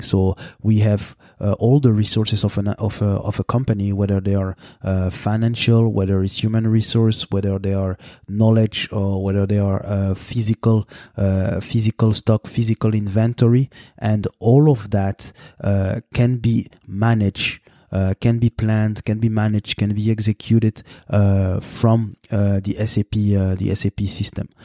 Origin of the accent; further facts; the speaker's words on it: Montreal, Quebec, Canada; Montreal, which is my, uh, th-, this is, this is my hometown, basically